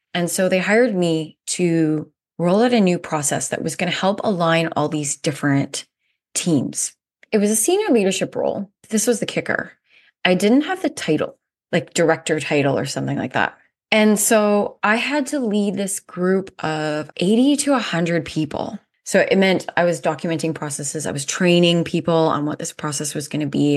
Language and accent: English; Canada; moved away as an adult; also born or lived in South Africa; I'm Canadian, and I moved to South Africa in two thousand nine on a whim